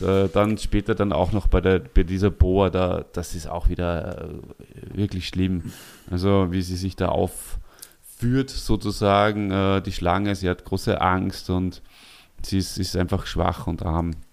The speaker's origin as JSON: {"language": "German", "region": "Salzburg", "country": "Austria", "moved": "yes", "said": "wir beide als Salzburger"}